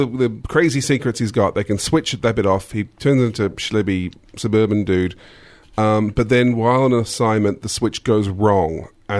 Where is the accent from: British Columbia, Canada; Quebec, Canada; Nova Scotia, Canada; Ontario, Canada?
Quebec, Canada; accent: Quebecois; English is a second language; Well, I have such a thick Quebecois accent.